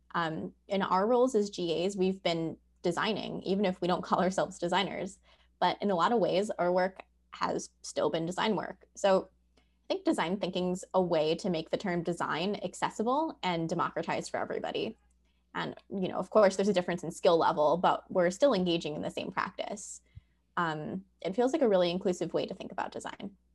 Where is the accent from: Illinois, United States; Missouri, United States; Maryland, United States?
Illinois, United States; Chicago; now in New Orleans, United States; I am a Midwesterner, originally from Chicago, Illinois